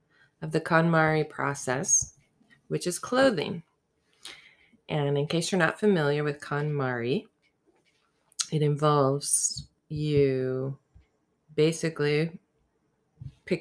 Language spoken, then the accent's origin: English; the South, United States; growing up in the South